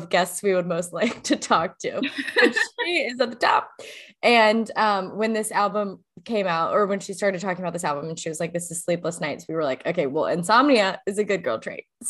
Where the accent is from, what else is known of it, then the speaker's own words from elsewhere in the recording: the South, United States; I grew up in the South